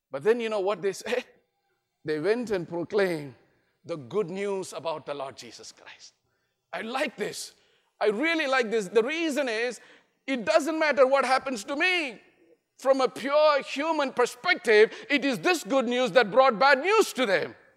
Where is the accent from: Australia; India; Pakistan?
India; I'm from India